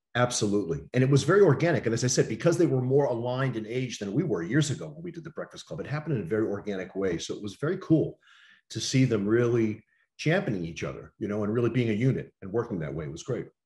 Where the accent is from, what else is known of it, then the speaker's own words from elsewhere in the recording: New York City, New York, United States; I, I grew up in New York City